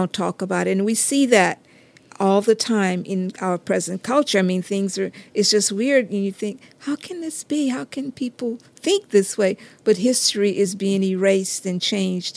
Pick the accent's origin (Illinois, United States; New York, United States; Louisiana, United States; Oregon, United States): Louisiana, United States; Geismar; in my community, I'm from Geismar